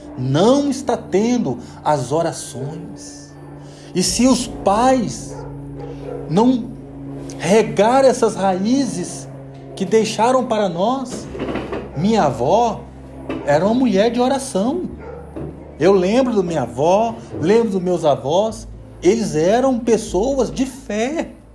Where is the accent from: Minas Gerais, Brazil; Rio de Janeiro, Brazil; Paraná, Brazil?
Minas Gerais, Brazil; Serro; eu sou lá de região de Cerro, Pedro Lessa